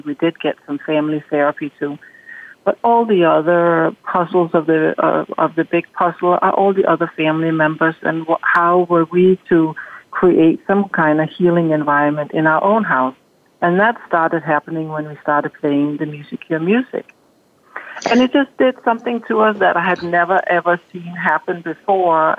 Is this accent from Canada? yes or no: no; Denmark; moved away as an adult; now in United States; growing up in Denmark